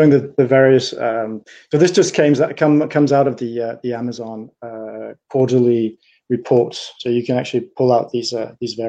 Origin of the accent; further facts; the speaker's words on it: Denmark; now in Paris, France; I am Danish, so I come from the north of Europe